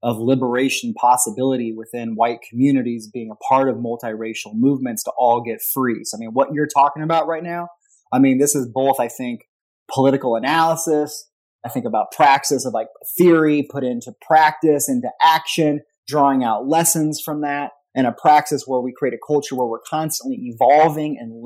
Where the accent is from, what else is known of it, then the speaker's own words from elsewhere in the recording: Whittier, California, United States; now in Louisville, United States; I grew up in Whittier, California, which is part of Los Angeles County